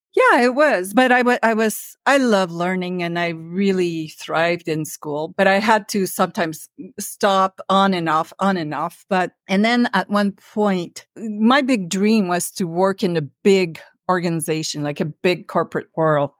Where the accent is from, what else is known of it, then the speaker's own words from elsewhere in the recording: Earlton, Ontario, Canada; moved away as an adult; also born or lived in Ottawa; I'm a northern girl, so I grew up in North Ontario in a very small town. It was like a village. It was called Village, and it was all French